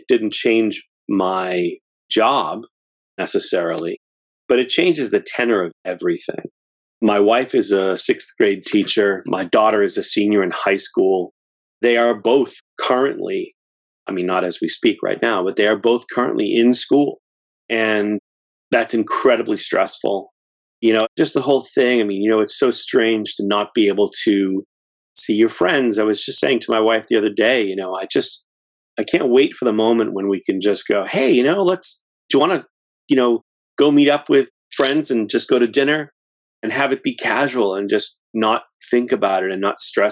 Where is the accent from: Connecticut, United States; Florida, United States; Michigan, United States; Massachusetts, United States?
Massachusetts, United States; Framingham; I'm in Massachusetts, born and raised, and lived here for all but 3 years of my life. I grew up in Framingham, Massachusetts